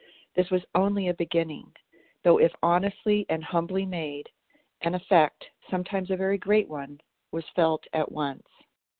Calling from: Tennessee, United States; Today I'm calling you from Tennessee.

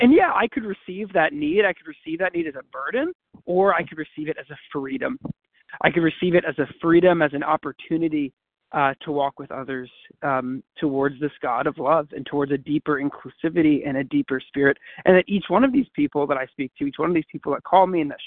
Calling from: St. Louis, Missouri, United States; from St. Louis, Missouri.

